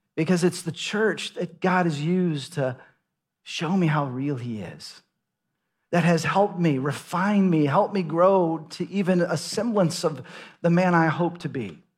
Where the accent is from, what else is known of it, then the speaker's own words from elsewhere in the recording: Dallas, Texas, United States; moved away as an adult; also born or lived in Seattle / Los Angeles; now in Austin, United States; I grew up in Dallas, Fort Worth